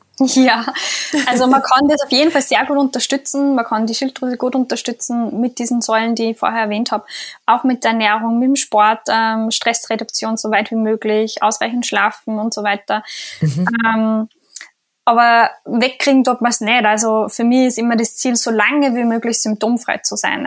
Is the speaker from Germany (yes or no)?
no; Austria; bei uns in Österreich